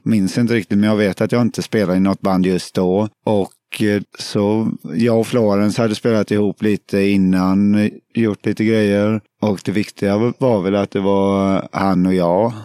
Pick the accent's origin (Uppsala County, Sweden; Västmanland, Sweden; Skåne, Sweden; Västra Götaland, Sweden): Västra Götaland, Sweden; Alingsås; Jag kommer från Alingsås